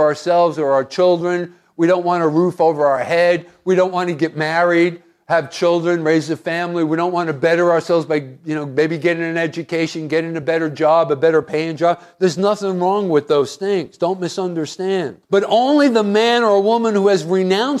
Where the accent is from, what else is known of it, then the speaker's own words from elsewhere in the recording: Hoboken, New Jersey, United States; I was born in Hoboken